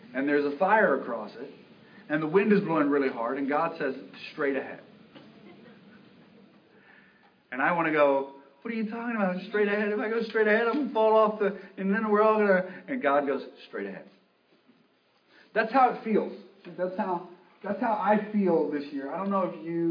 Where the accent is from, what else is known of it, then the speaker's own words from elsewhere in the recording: United States; we're English, we're American